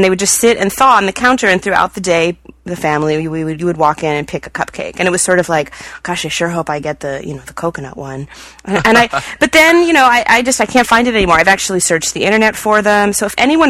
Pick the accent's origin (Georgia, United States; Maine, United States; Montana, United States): Georgia, United States; Atlanta; when I was growing up in Atlanta